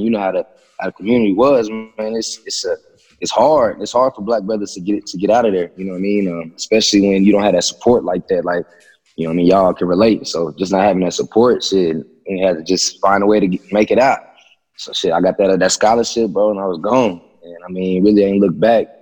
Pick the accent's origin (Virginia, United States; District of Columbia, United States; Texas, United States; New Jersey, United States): Texas, United States; Abilene; I was born in Abilene, Texas